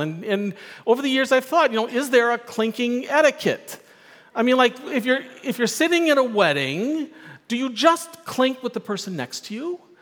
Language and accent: English; Milwaukee, Wisconsin, United States; I grew up in Milwaukee.